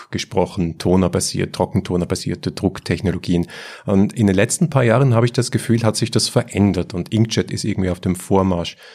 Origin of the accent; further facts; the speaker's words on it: Switzerland; Ja, selbst ich als Schweizer respektiere das.